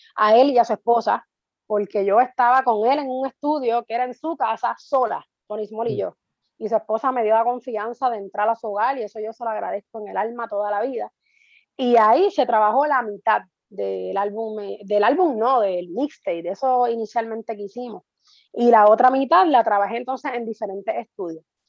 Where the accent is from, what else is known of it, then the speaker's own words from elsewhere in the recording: Guaynabo, Puerto Rico; now in Canóvanas, Puerto Rico; Soy natural de Guaynabo, actualmente vivo en Canóvana, tengo 11 años ya viviendo en Canóvana